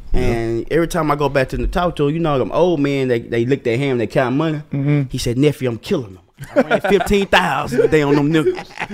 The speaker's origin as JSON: {"language": "English", "region": "the South", "country": "United States", "said": "I'm from the South."}